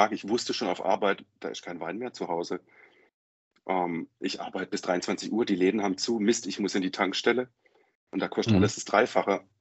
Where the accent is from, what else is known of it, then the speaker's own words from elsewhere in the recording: Freiburg, Baden-Württemberg, Germany; born there; now in Stuttgart, Germany; ich bin 44 Jahre alt, wohne seit zehn Jahren in Stuttgart und bin gebürtig aus der Ecke Freiburg. Vielleicht hört man es dann ein bisschen am Schwätzen, so Mischmasch von den mhm. Dialekten.